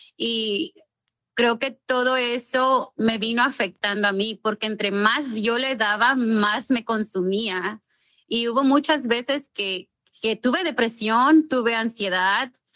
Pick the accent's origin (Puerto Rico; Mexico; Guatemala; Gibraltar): Mexico; also born or lived in Los Angeles, California, United States; now in Rancho Cucamonga, United States; Yo soy nacida eh. y criada en México